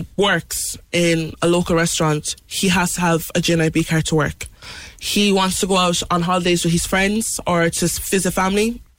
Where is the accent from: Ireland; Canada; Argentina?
Ireland; Mallow, Munster; also born or lived in Benin City, Nigeria; who grew up in Mallow with all the siblings and the noisy house.